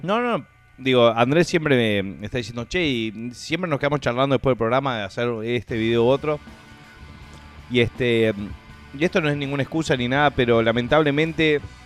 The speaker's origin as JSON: {"language": "Spanish", "country": "Uruguay", "said": "como uruguayos"}